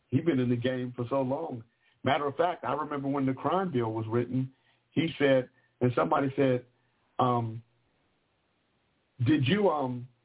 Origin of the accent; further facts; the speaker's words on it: Vallejo, California, United States; also born or lived in Sacramento, California / Anchorage, Alaska; because I grew up in Vallejo and Sacramento. I'm from Vallejo and Sacramento, Sacramento and Vallejo.